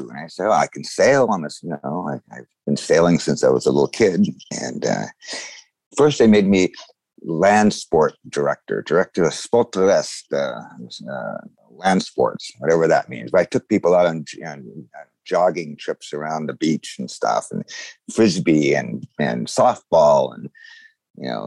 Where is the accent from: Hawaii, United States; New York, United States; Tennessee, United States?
Hawaii, United States; Honolulu; I'm from Honolulu originally. So I've always been growing up around the beaches and and uh, a little little anecdote going back from I was born in Hawaii, and my family has been there for hundred years